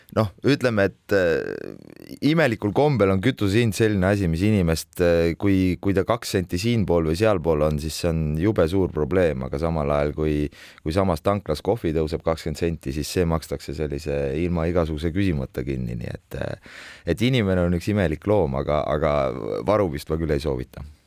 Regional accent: Tartu, Tartu County, Estonia; ma olen ise tartlane

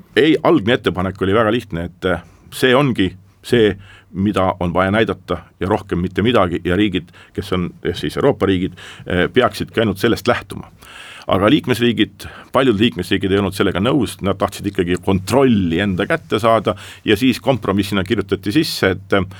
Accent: Estonia; ma olen eestlane

